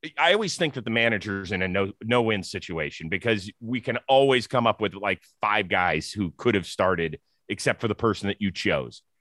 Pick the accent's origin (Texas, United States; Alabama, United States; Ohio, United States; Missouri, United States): Ohio, United States; Cleveland; I'm from Cleveland